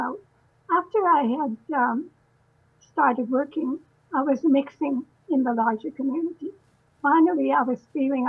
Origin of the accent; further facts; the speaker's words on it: Canada; also born or lived in Winnipeg; now in Vancouver, Canada; I was born in Canada